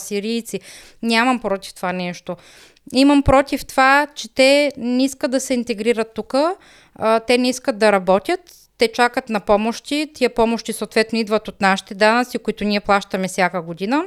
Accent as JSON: {"language": "Bulgarian", "country": "Bulgaria", "moved": "as an adult", "lives_now": "Germany"}